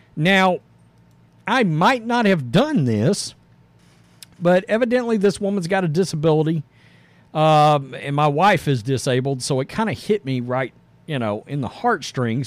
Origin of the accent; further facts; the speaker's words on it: the South, United States; we're from the South